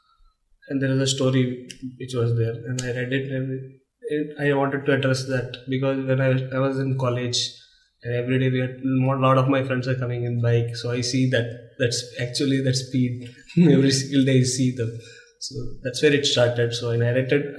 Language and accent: English; Visakhapatnam, Andhra Pradesh, India; I grew up in Vizag